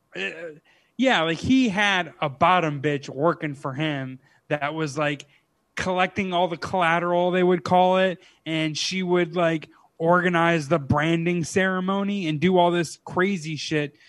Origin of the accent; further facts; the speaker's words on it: Clifton Park, New York, United States; also born or lived in Schenectady, New York; my hometown